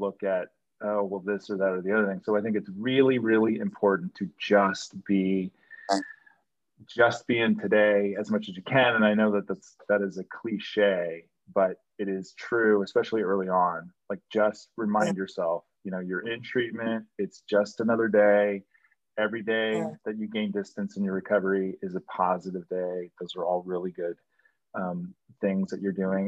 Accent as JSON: {"language": "English", "region": "New York", "country": "United States", "said": "I'm a New Yorker"}